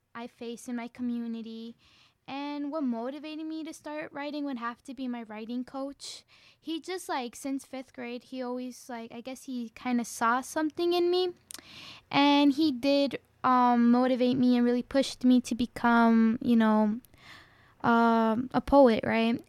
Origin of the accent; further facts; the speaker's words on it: Chicago, Illinois, United States; I'm from Little Village as well